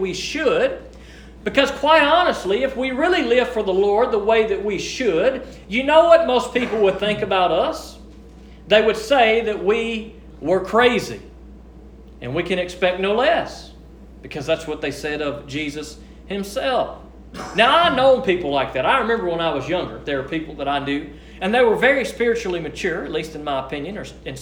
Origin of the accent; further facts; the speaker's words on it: United States; we are born and raised in the United States of America